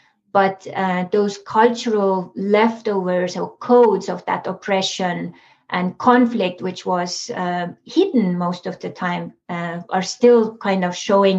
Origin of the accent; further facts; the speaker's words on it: Estonia; moved away; I was born in Soviet Estonia, so our country was occupied for 50 years